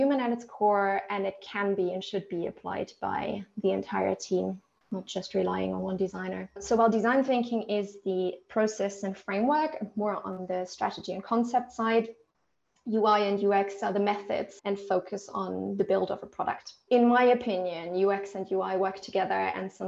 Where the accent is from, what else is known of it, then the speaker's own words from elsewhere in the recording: Germany; moved away as an adult; also born or lived in Italy; now in United Kingdom; I'm originally from Germany